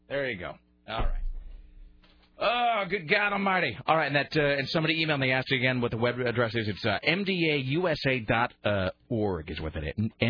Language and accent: English; Kennewick, Washington, United States; growing up in Kennewick, which is, you know, just a flat-out scorching desert